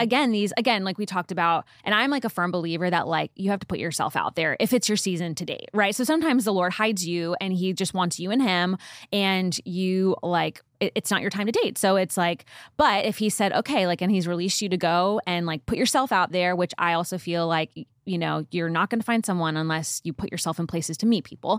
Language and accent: English; Northeast, United States; also born or lived in Nashville; now in Dallas, United States; We're both from the Northeast